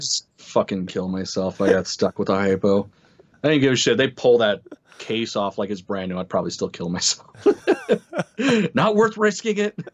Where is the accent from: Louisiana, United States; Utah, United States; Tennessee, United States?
Utah, United States; accent: Utah; My horrible Utah accent with Spanish